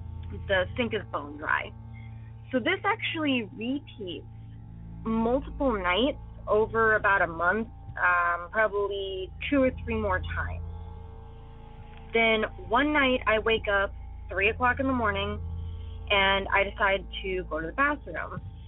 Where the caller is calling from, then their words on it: California, United States; I'm calling from California. And my parents' house is kind of in the middle of nowhere.